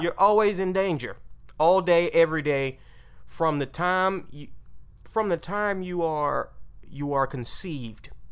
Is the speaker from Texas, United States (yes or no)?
yes; Texas, United States; I'm from Texas